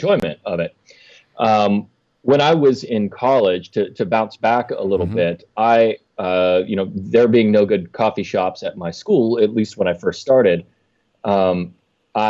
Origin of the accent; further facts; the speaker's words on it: Meadville, Pennsylvania, United States; my hometown of Meadville, Pennsylvania.